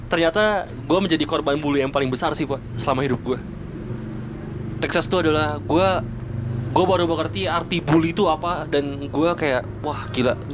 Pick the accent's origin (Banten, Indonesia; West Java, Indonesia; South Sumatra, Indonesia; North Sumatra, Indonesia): Banten, Indonesia; Tangerang; Enggak kan beda kalau misalnya gue kan dari Tangerang, coy.